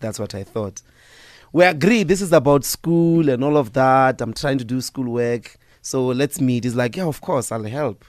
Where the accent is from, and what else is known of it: Evaton, Gauteng, South Africa; born or raised there; moved away; also born or lived in Sasolburg / Johannesburg